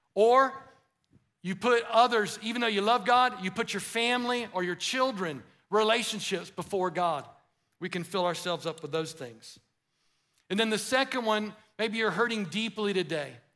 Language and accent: English; United States; an American